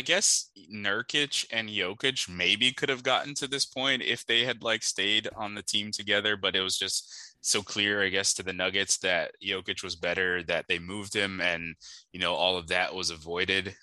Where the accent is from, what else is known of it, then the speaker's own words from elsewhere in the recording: Miami, Florida, United States; I'm from Miami